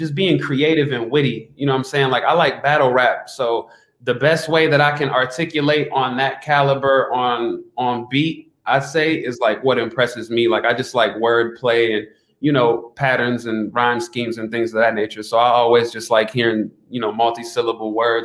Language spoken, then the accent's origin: English; Milwaukee, Wisconsin, United States; I'm from Milwaukee, Wisconsin, man, where it gets very, very cold